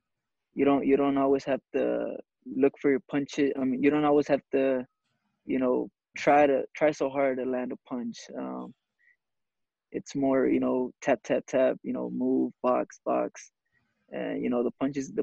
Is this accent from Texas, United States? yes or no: yes; Dallas, Texas, United States; born or raised there